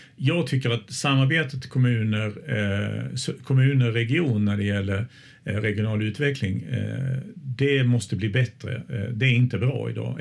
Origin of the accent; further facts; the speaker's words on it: Småland, Sweden; now in Östersund, Sweden; jag är ju smålänning från början men jag har ju bott här väldigt länge